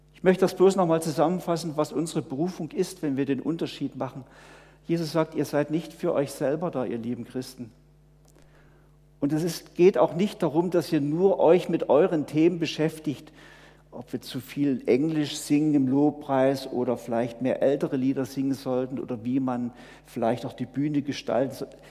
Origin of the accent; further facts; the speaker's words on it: home of the Herrnhuters, Saxony, Germany; moved away; aus meiner Heimat viele Missionare vor 300 Jahren in alle Welt gegangen sind, von den Herrnhutern